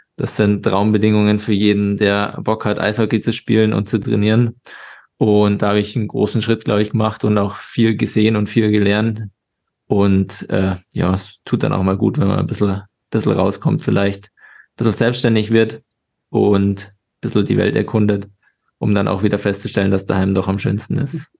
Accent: Regensburg, Bavaria, Germany; moved away as an adult; also born or lived in Salzburg; Ich komme aus Regensburg, habe da meinen ganzen Nachwuchs bis auf das letzte Jahr dann gespielt. Bin da aufgewachsen.

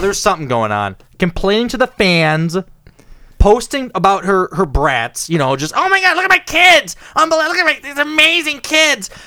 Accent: United States

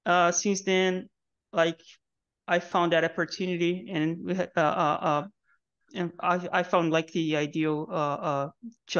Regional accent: Rio de Janeiro, Brazil; moved away as an adult; now in Canada; I came from Rio, Brazil

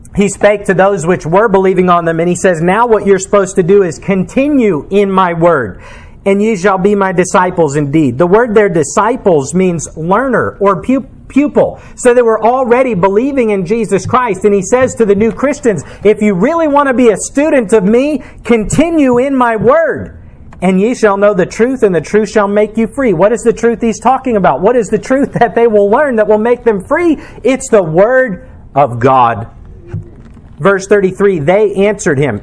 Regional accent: United States; as an American

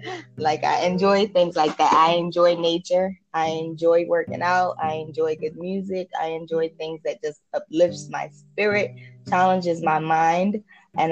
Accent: Jamaica; I was born and raised in Jamaica.

